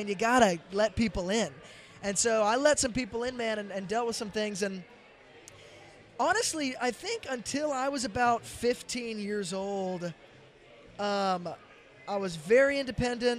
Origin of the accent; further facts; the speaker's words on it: Franklin, Tennessee, United States; So I grew up in Franklin, which is right outside of Nashville.